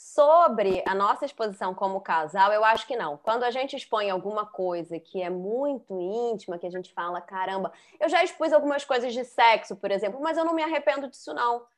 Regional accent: Rio de Janeiro, Brazil; eu fui criada no Rio de Janeiro, na, na classe média, carioca

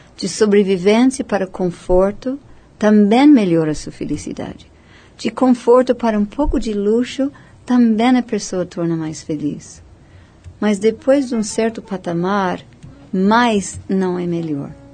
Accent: United States; Portuguese is a second language; moved away as an adult; also born or lived in India; now in Brazil; como americano

